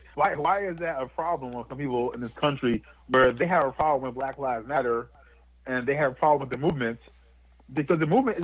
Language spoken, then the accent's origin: English; New Jersey, United States; I grew up and was raised in a town that was 99% white up here in New Jersey